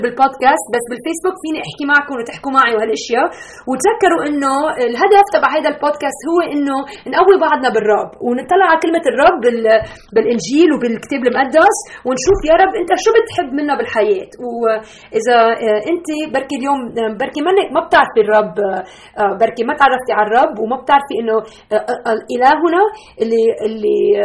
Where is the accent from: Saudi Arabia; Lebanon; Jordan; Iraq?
Lebanon; now in Chicago, United States; نحن من لبنان اصولنا بس عايشه هلا بشيكاغو